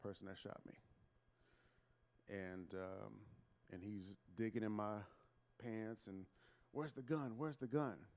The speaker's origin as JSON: {"language": "English", "town": "Bellaire", "region": "Texas", "country": "United States", "tie": "born or raised there", "said": "I grew up in Bel Air, Texas, a suburb of Houston"}